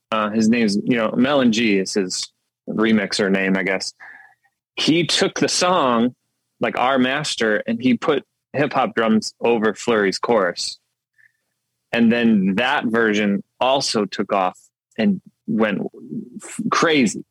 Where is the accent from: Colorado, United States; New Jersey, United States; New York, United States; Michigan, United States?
Michigan, United States; Detroit side of; moved away as an adult; also born or lived in Grand Rapids, Michigan; now in Nashville, United States; I grew up actually on the Detroit side of Michigan